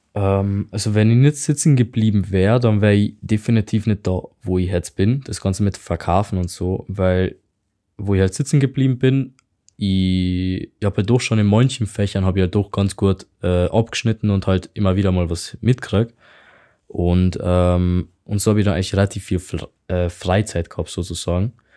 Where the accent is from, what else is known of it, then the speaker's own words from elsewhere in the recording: Hungary; German is a second language; moved away; ich komme halt aus Ungarn.